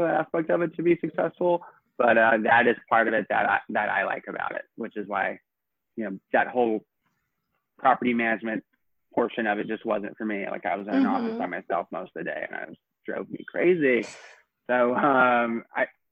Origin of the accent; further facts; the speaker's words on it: Knoxville, Tennessee, United States; moved away as an adult; now in New York, United States; My favorite part of growing up in Tennessee was definitely just playing outside. And my family had like 89 acres and the rural part of Knoxville.